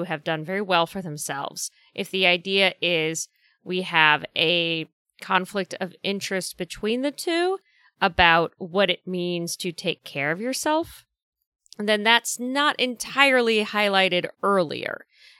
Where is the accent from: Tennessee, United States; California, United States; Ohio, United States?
California, United States; I'm from Southern California. Snow is foreign to me.